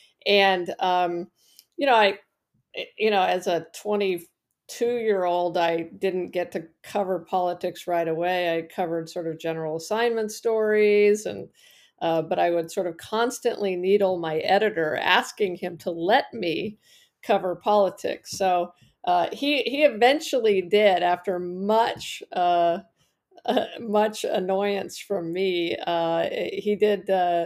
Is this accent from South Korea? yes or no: no; Prescott, Arizona, United States; So I grew up in Prescott, Arizona, which is in northern Arizona, and in a small town.